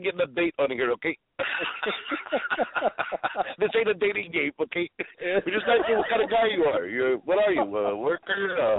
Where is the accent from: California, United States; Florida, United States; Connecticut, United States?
California, United States; Sacramento; born or raised there